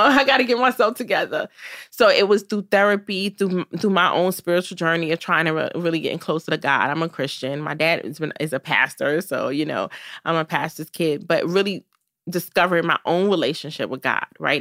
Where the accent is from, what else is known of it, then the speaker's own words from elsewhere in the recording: New York City, New York, United States; Growing up in Brooklyn was amazing. I'm so happy that I grew up in this city